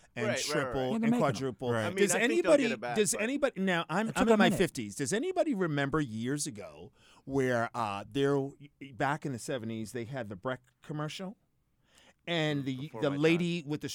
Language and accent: English; Boston, Massachusetts, United States; being a Bostonian